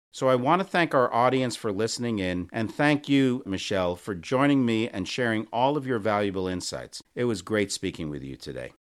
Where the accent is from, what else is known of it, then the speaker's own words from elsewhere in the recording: New York, United States; also born or lived in Memphis; now in Chicago, United States; I'm originally from New York